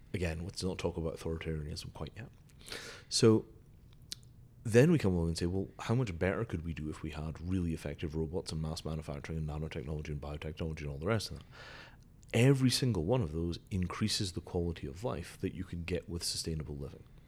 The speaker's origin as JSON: {"language": "English", "region": "Scotland", "country": "United Kingdom", "tie": "born or raised there", "said": "I grew up in Scotland"}